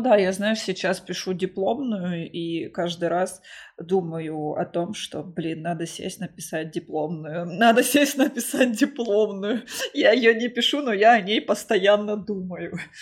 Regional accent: Krasnodar, Krasnodar Krai, Russia; я сама из Краснодара

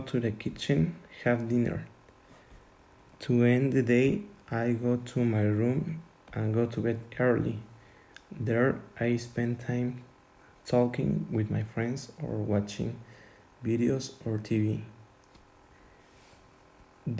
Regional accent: Tuxtla Gutiérrez, Chiapas, Mexico; English is a second language; I was born in Tuxtla Gutiérrez, Chiapas, so my nationality is Mexican.

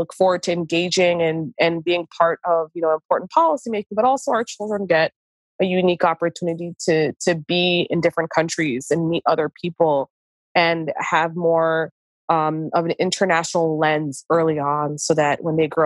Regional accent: New York, United States; moved away as an adult; also born or lived in Egypt / Washington, District of Columbia, United States; I love New York. I am from New York.

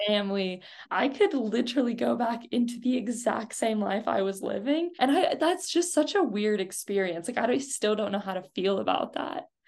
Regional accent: United States; As an American

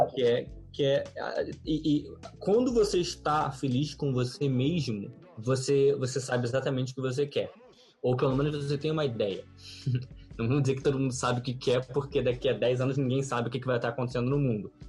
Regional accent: Rio de Janeiro, Brazil; Nascido e criado no Rio de Janeiro

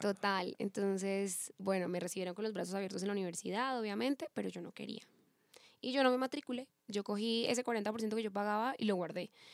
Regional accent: Pereira, Risaralda, Colombia; now in Bogotá, Colombia; Yo soy de Pereira, entonces yo soy colombiana, mi mamá es de Cartagena, mi papá es de Bucaramanga y yo nací en Pereira, vivo en Bogotá

